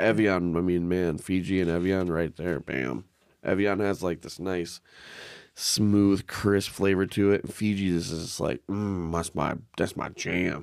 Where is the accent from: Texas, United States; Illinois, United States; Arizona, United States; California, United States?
Arizona, United States; now in Minnesota, United States; I grew up in Arizona